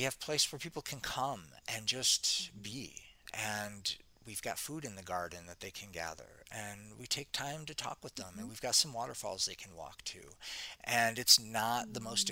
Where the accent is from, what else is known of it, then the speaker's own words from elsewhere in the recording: Detroit, Michigan, United States; moved away as an adult; now in Costa Rica; I grew up in Detroit. I grew up in Detroit, city